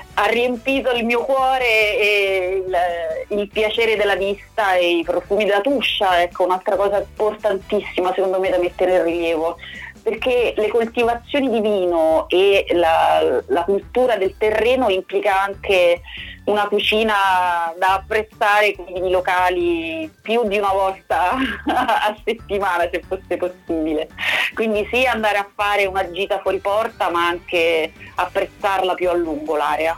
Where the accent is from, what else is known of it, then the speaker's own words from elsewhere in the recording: Rome, Lazio, Italy; io sono di Roma